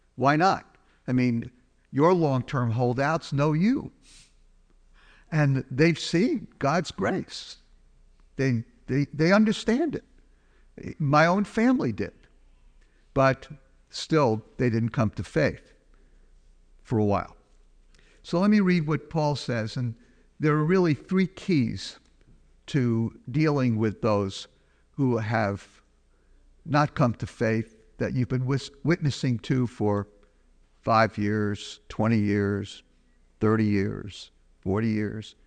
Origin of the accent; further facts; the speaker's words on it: New York, United States; as a New Yorker